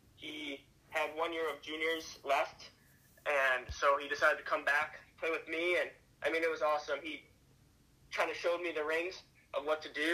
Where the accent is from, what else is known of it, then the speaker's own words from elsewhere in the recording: Chicago, Illinois, United States; growing up in Chicago was great and helped me to be where I am today